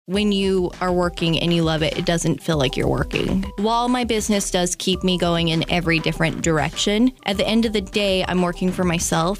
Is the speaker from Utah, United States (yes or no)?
yes; Utah, United States; now in Frederick, United States; I'm originally from Utah.